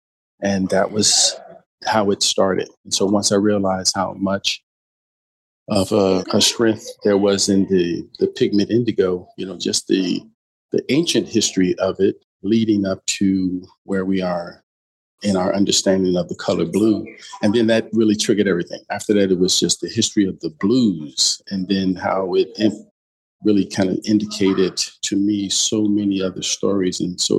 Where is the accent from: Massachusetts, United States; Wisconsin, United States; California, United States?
Wisconsin, United States; Milwaukee; I was, of course, born and raised in Bronzeville. And of course, I would be dating myself, but, you know, I was present in Bronzeville when Bronzeville was basically in its heyday.